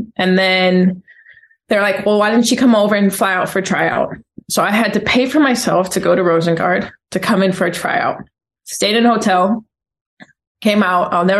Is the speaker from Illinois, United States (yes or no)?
yes; Champaign-Urbana, Illinois, United States; I'm from here in the Midwest. No. Like, where do you come from? I'm like, Champaign-Urbana. They're like, oh, you have such an accent now. And I'm like, yeah. 10 years in Europe, that will happen.